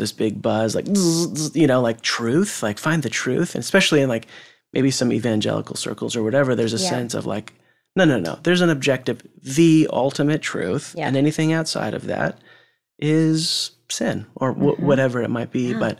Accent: West Coast, United States; that was great, you know, growing up in West Coast and that sort of culture.

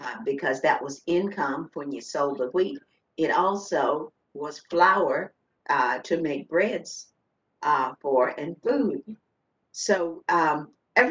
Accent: Front Royal, Virginia, United States; also born or lived in Culpeper, Virginia; I was born in Culpeper, Virginia. I grew up in Front Royal, Virginia

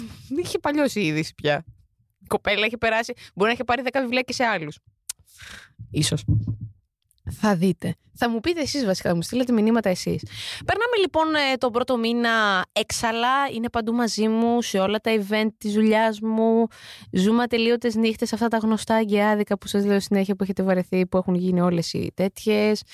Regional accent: Lamia, Central Greece, Greece; Είμαι και από τη Λαμία

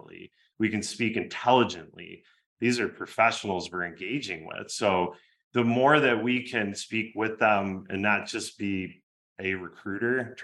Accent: Michigan, United States; I grew up in Michigan

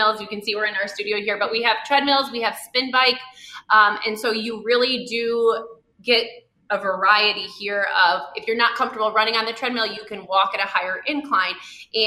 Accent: Haslett, Michigan, United States; moved away as an adult; also born or lived in Los Angeles; we grew up in the Lansing area. We both went to Hazlitt. We grew up in that town.

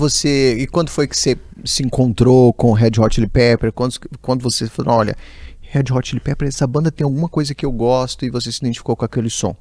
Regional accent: São José do Jacuri, Minas Gerais, Brazil; moved away; Eu costumo dizer que eu sou lá de São José do Jacuri

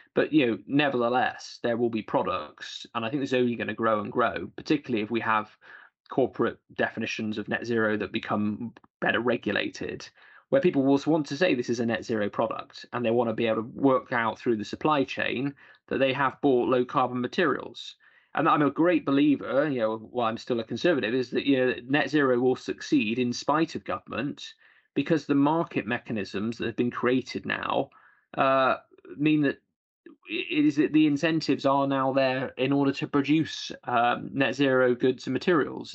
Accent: Bristol, South West England, United Kingdom; in Bristol, my hometown, where I represent my constituencies nearby

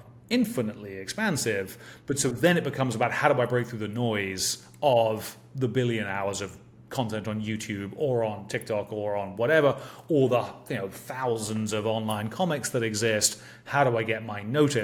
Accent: England, United Kingdom; for me growing up in England

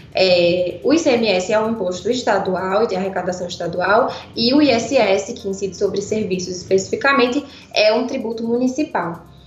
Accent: Pernambuco, Brazil; accent: pernambucano; moved away as an adult; now in São Paulo, Brazil; Esse sotaque, né? É de claramente um sotaque pernambucano. Eu moro em São Paulo há seis anos, né? Mas vivi minha vida quase toda em Pernambuco

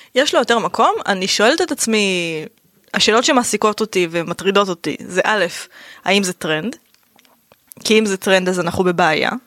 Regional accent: Rishon LeZion, Central District, Israel; moved away as an adult; also born or lived in Ramla; now in Tel Aviv, Israel; גדלתי בראשון, נולדתי ברמלה ואז כשאני בת חמש גדל, עברנו לראשון

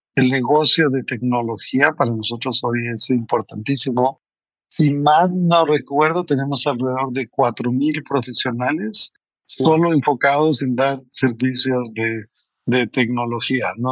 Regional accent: Costa Rica; moved away as an adult; now in Mexico; soy costarricense, entonces eso normal. Casi toda la gente piensa que soy mexicano, pero, soy, eh, de Costa Rica

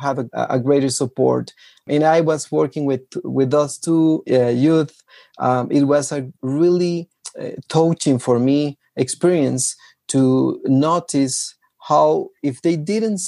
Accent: Guatemala; I am from Guatemala

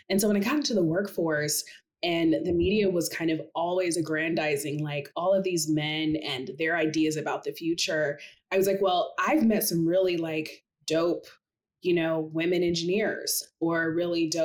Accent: Seattle, Washington, United States; I grew up in Seattle

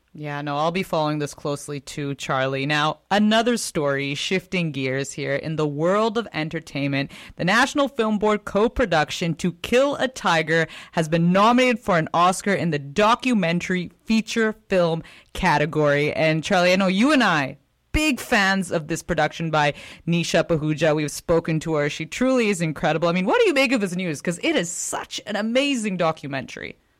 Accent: Canada; as a Canadian

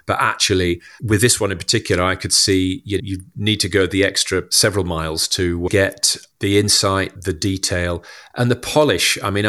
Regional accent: Huddersfield, Yorkshire and the Humber, United Kingdom; I'm from Huddersfield in West Yorkshire. My dad worked in local government

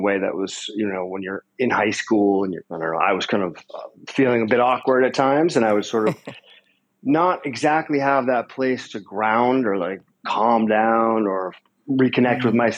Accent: Concord, Massachusetts, United States; I grew up in Massachusetts near Walden Pond

